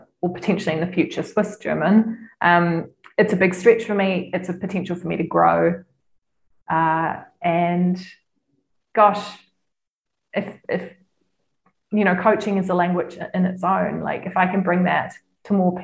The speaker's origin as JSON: {"language": "English", "country": "New Zealand", "moved": "yes", "lives_now": "Lucerne, Switzerland", "said": "I'm from New Zealand, a lot of my clients are in New Zealand"}